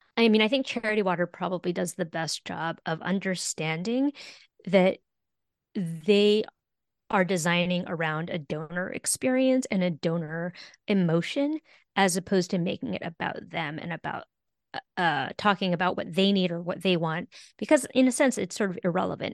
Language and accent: English; California, United States; I'm a Californian